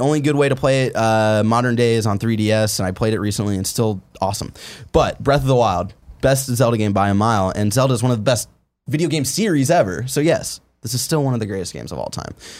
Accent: Cleveland, Ohio, United States; I'm from Cleveland

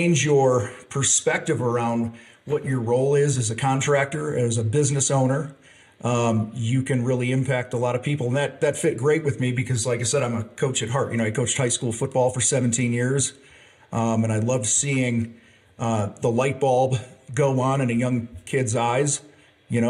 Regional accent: outside of Chicago, Illinois, United States; moved away as an adult; I grew up outside of Chicago

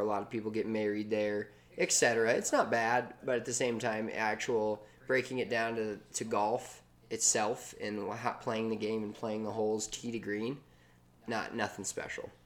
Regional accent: Denver, Colorado, United States; we're both from Denver

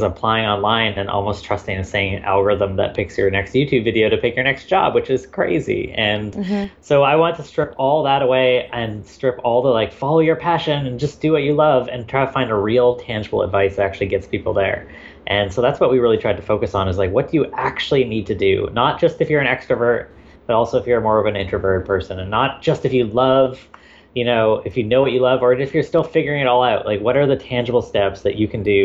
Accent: Victoria, British Columbia, Canada; I am Canadian. I grew up in a small town called Victoria, BC

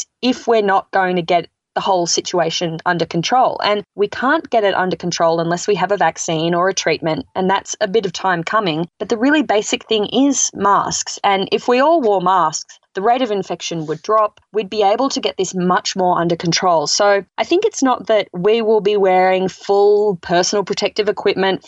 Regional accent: Australia; moved away as an adult; now in United States

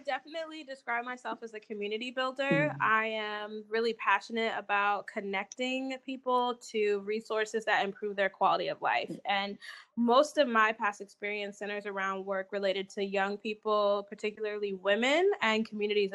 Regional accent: Fort Wayne, Indiana, United States; moved away as an adult; also born or lived in Alabama / Mississippi; now in Indianapolis, United States; Originally, I'm from Fort Wayne, Indiana.

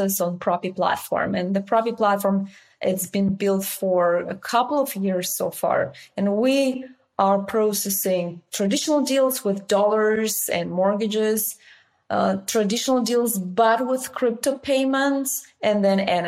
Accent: Russia; moved away as an adult; also born or lived in Bulgaria / Dubai / United Kingdom; now in Silicon Valley, United States; I was born and raised in Russia. And when I was 19, I moved to Bulgaria

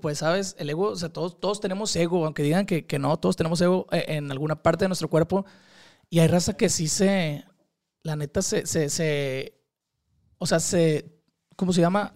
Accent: Culiacán, Sinaloa, Mexico; soy de Culiacán, Sinaloa

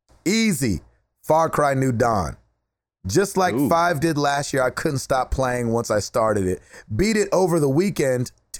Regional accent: West Virginia, United States; I'm from West Virginia. It is set in West Virginia.

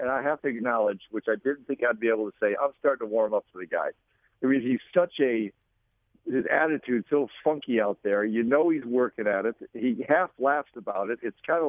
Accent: Chicago, Illinois, United States; having been born and raised in Chicago.

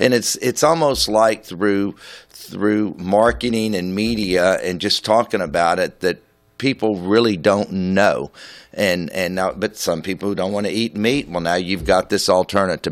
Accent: Houston, Texas, United States; to have been around so long in my hometown

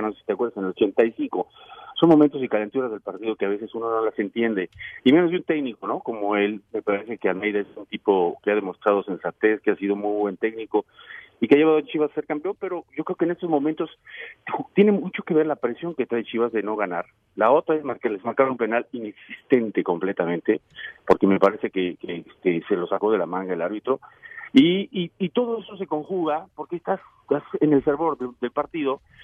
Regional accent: Venezuela; moved away; also born or lived in Utah; soy venezolano

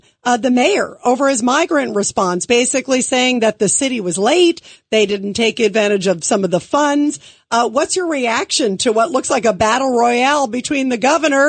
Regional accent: Brooklyn, New York, United States; born there; accent: Southern; people think I'm from the South because I picked up the accent, even though I was born in Brooklyn.

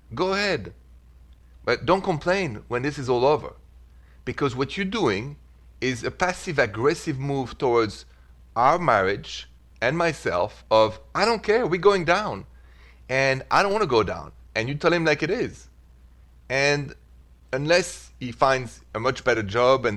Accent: Paris, Île-de-France, France; English is a second language; now in United States; I'm from Paris, France, so that's the accent

